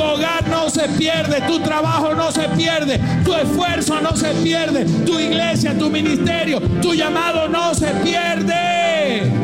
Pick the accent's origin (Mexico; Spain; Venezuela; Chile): Venezuela; pensaba en Venezuela, pensaba en mi país